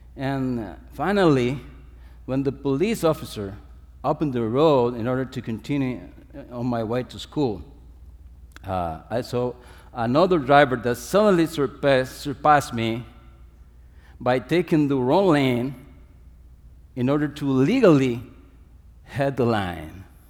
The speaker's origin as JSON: {"language": "English", "country": "Dominican Republic", "said": "I'm coming from the Dominican Republic, it's as sunny as here"}